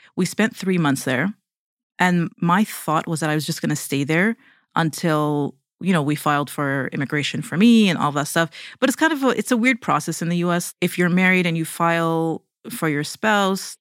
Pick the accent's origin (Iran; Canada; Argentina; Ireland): Canada; Toronto, Ontario; moved away as an adult; now in United States; we're from Toronto, Canada